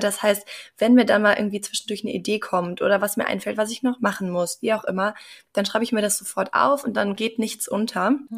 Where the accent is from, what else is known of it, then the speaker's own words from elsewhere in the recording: Bonn, North Rhine-Westphalia, Germany; moved away as an adult; also born or lived in Mannheim / Norway; ich komme ursprünglich aus Bonn, habe da mein Abitur gemacht